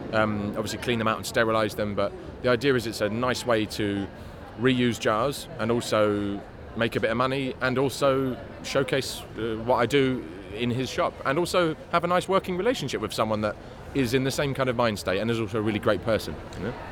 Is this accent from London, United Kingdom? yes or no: yes; London, United Kingdom; also born or lived in Spain; I was born in Homerton Hospital in '87 and grew up in Hackney.